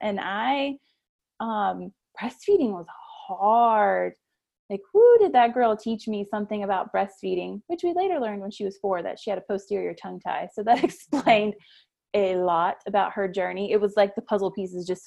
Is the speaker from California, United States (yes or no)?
no; Florida, United States; now in Kentucky, United States; I am from Florida.